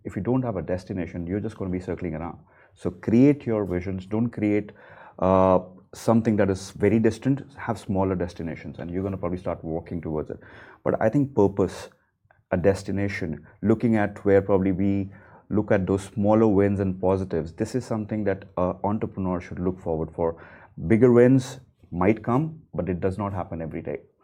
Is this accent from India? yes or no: yes; India; now in Dubai, United Arab Emirates; coming as an Indian, a non Muslim